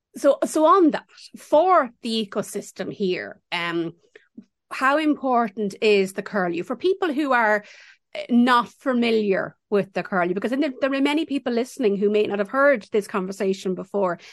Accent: Ireland; growing up in Ireland

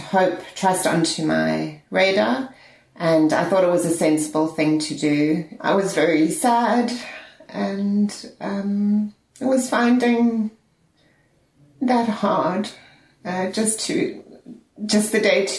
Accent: South Africa; moved away as an adult; now in Ireland; I'm originally from South Africa. I've been living in Ireland for 14 years.

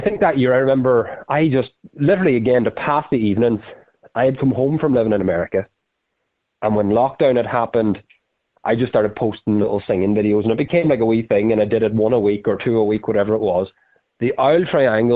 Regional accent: Ireland; we're from Ireland

